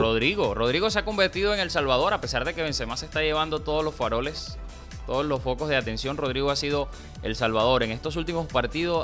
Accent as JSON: {"language": "Spanish", "region": "La Guajira", "country": "Colombia", "moved": "yes", "lives_now": "Cartagena, Colombia", "said": "El corazón guajiro"}